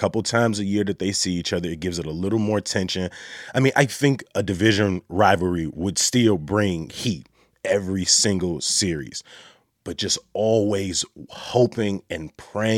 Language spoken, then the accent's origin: English; Chicago, Illinois, United States; I'm from the South Side